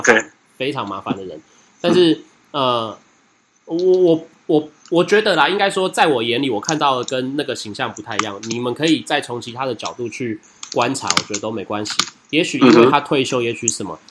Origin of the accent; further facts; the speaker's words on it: Taiwan; 我们台湾不见得那么听得懂